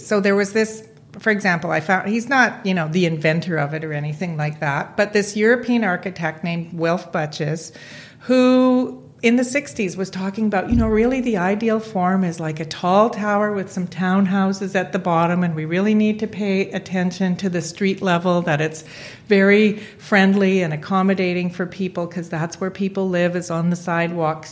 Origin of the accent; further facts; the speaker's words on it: Vancouver, British Columbia, Canada; I would say I was from Vancouver